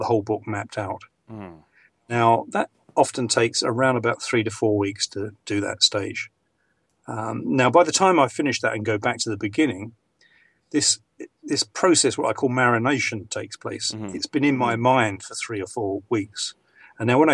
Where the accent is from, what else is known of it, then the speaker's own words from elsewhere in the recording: England, United Kingdom; accent: received pronunciation; I'm English